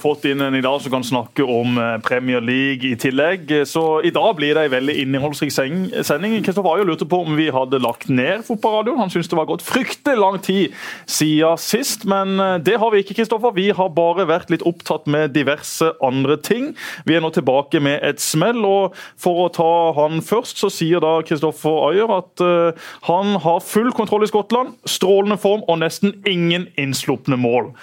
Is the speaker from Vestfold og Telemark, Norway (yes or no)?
no; Søgne, Agder, Norway; Jeg bodde da i Vige og i Hummerviga